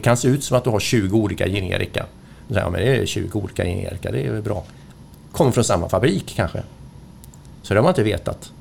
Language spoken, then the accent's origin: Swedish; Sweden; Som svensk